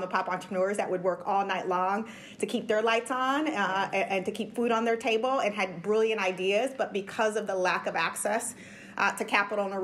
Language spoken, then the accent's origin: English; Orange County, California, United States; I had the pleasure of growing up in Orange County, California